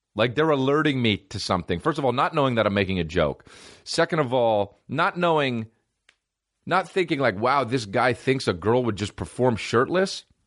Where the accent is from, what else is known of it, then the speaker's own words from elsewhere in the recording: New Jersey, United States; I'm a fucking white guy from New Jersey